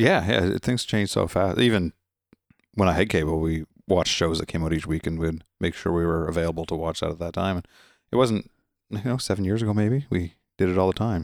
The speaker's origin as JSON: {"language": "English", "region": "Nova Scotia", "country": "Canada", "said": "I'm from Nova Scotia, Canada"}